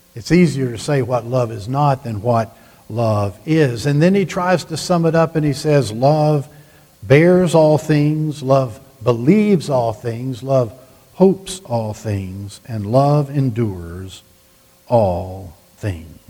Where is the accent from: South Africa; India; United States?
United States; the South; I grew up in the South